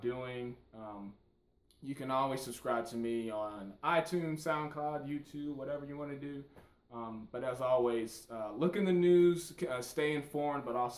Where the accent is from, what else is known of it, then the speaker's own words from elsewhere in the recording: St. Louis, Missouri, United States; I grew up in St. Louis, Missouri